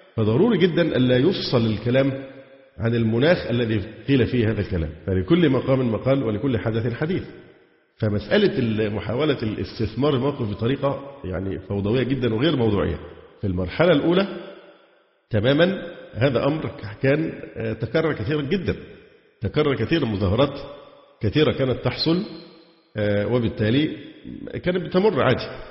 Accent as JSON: {"language": "Arabic", "country": "Egypt", "said": "عندنا في مصر"}